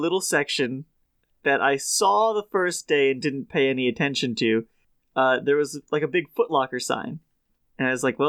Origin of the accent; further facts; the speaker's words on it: Connecticut, United States; I grew up in Connecticut and have lived here for 20 years